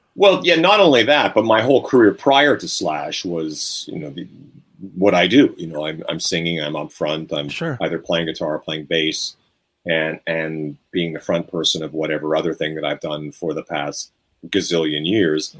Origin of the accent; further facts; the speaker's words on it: Canada; I'm Canadian